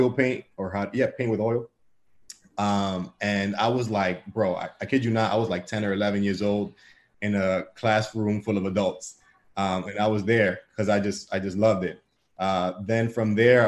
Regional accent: New York City, New York, United States; also born or lived in Bronx; I was born and raised in Washington Heights on the block of 170th between St. Nicholas and Audubon.

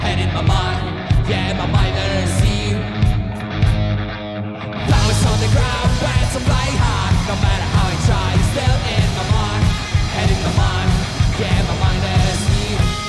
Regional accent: Poland; We are the Bullseyes from Poland.

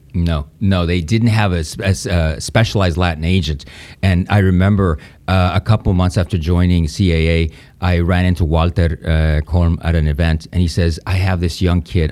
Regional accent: Spain; English is a second language; moved away; also born or lived in Mallorca; growing up in Spain

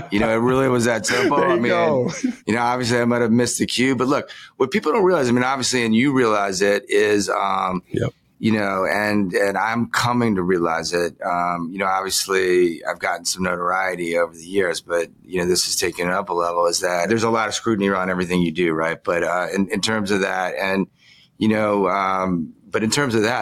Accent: Chevy Chase, Maryland, United States; moved away as an adult; also born or lived in New York; I grew up in Chevy Chase

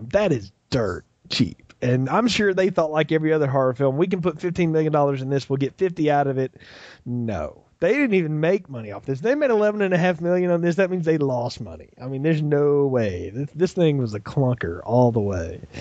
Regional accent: the South, United States; I'm from the South.

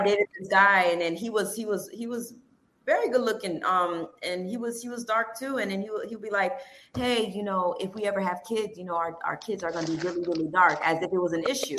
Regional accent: North Miami, Florida, United States; I'm born and raised in Miami, and to be exact, I'm from North Miami

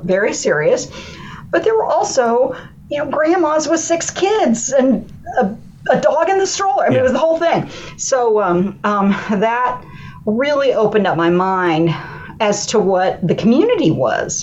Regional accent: Columbus, Ohio, United States; I'm from Columbus, Ohio

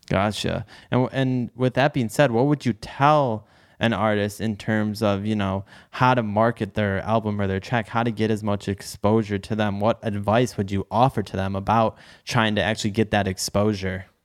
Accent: Detroit, Michigan, United States; I'm in Detroit. I grew up in Detroit

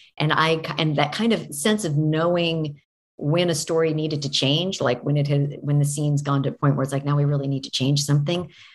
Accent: Oregon, United States; I grew up in Oregon

